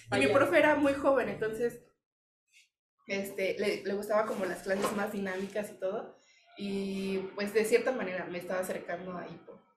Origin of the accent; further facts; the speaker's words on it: Mexico; pues de México.